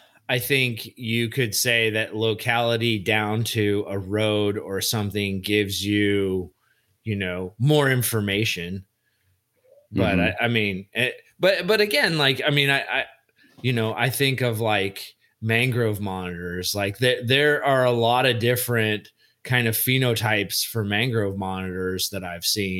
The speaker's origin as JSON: {"language": "English", "region": "Indiana", "country": "United States", "tie": "born or raised there", "moved": "yes", "lives_now": "California, United States", "said": "I was born in Indiana"}